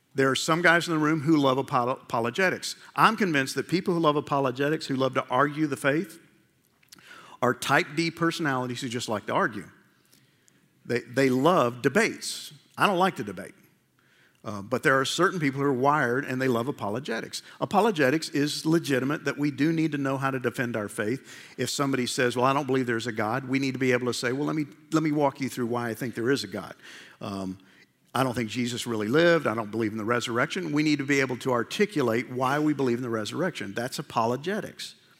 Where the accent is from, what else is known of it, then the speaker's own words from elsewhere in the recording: New York, United States; I grew up in New York